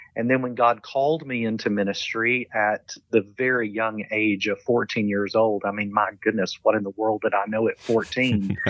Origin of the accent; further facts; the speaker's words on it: London, Kentucky, United States; accent: Southern; moved away; I grew up in a small town called London